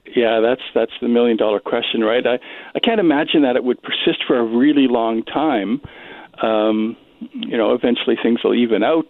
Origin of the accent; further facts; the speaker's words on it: Regina, Saskatchewan, Canada; now in Winnipeg, Canada; I'm originally from Regina